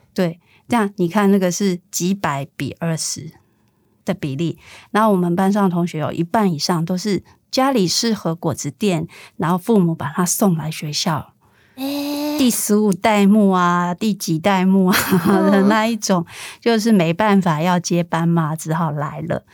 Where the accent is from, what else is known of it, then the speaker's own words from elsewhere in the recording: Taiwan; 我一开始说我是台湾来的